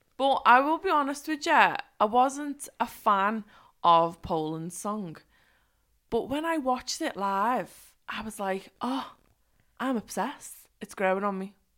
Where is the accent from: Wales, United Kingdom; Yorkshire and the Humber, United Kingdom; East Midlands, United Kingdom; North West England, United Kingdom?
North West England, United Kingdom; Liverpool; moved away; I am just in my hometown, but I'm so excited. I'm like, "Oh, I can't believe I'm in Liverpool."